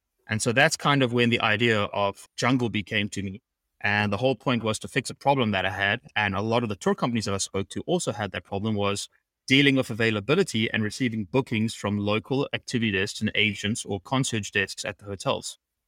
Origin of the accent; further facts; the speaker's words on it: St. Martin; So I grew up in the Caribbean and on an island called St. Martin, which is very, very busy.